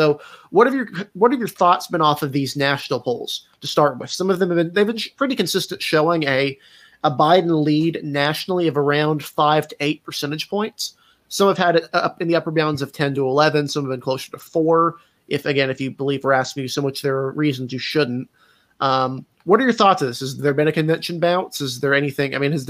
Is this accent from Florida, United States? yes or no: no; North Carolina, United States; Obviously, I'm from North Carolina.